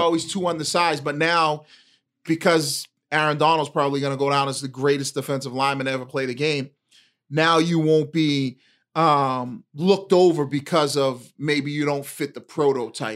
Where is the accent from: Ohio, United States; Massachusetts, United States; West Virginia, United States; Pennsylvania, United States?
Massachusetts, United States; Boston; as kids growing up in Eastie